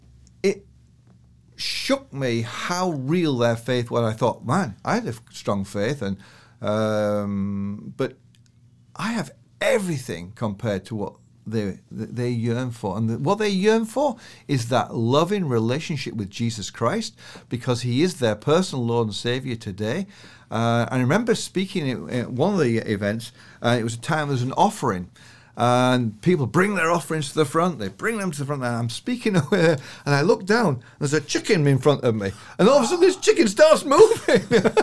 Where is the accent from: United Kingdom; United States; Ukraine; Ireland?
United Kingdom; now in Canada; So I come from the British stiff, British over lip to relax into Canada